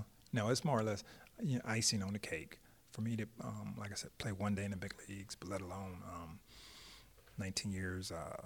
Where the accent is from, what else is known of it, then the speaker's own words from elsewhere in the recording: Tampa, Florida, United States; growing up in Tampa, getting cut from a high school team